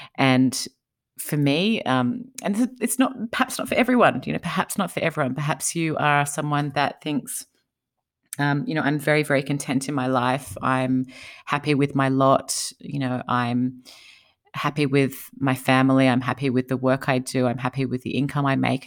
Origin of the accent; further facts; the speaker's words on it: Australia; moved away as an adult; now in United States; I'm from Australia